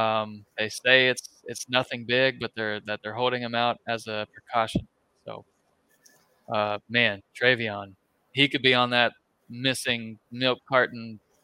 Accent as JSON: {"language": "English", "region": "Florida", "country": "United States", "said": "We're from Florida"}